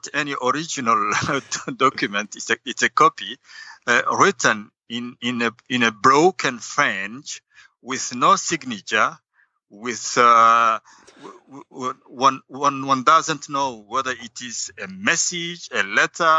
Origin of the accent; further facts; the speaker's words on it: Djibouti; moved away as an adult; now in Belgium; I went back home to Djibouti in January 13, 2013